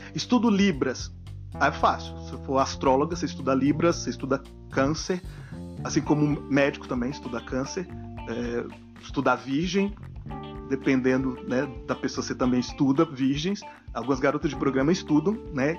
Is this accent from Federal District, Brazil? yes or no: yes; Brasília, Federal District, Brazil; born or raised there; moved away